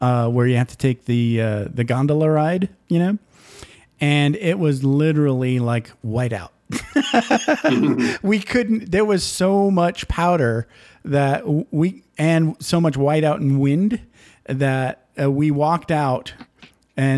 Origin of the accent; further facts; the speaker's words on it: Upper Peninsula, Michigan, United States; moved away; also born or lived in Japan; I grew up in Upper Peninsula, Michigan